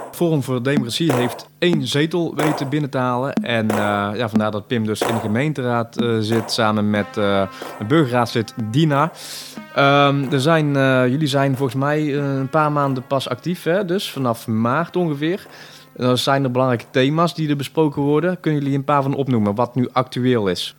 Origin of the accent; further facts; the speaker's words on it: Tilburg, North Brabant, Netherlands; Ik ben een geboren en getogen Tilburger